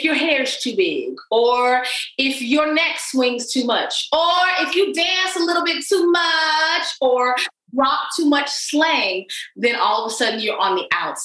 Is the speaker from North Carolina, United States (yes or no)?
no; Texas, United States; I'm a Texan.